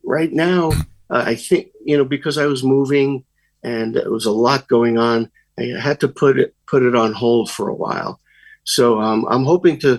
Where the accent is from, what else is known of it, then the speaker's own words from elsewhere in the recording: New York City, New York, United States; I grew up in Brooklyn